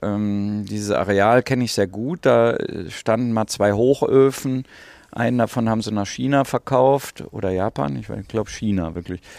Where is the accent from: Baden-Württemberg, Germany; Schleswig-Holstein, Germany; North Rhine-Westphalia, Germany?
North Rhine-Westphalia, Germany; Rheinberg; bin am Rande des Ruhrgebiets groß geworden